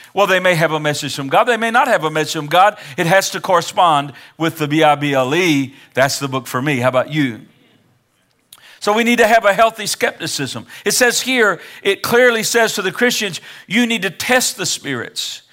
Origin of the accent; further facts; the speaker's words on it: Kansas City, Missouri, United States; I was born in Kansas City, Missouri, nineteen sixty-five, December thirty-first